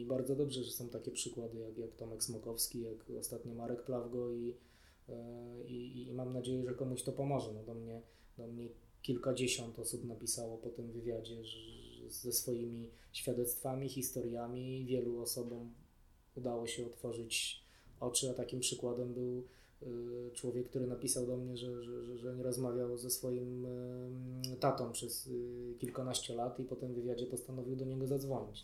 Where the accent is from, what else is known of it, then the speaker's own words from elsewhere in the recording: Warsaw, Masovian Voivodeship, Poland; wychowałem się w Warszawie, urodziłem się w Warszawie